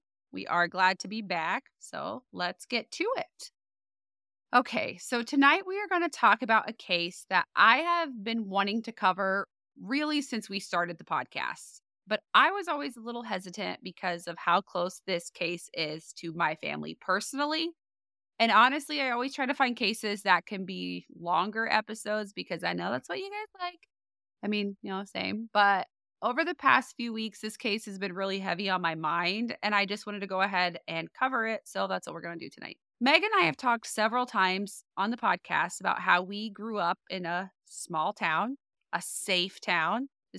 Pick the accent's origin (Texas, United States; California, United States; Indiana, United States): Indiana, United States; because I moved to Blackford in 2004 from Marion, Indiana, and it's like triple the size, at least, of what Blackford, the whole county is. So to me, it's still that little safe town that I grew up in.